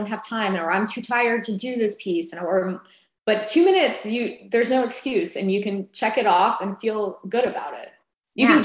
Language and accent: English; United States; also born or lived in Las Vegas; now in Atlanta, United States; I was born in the United States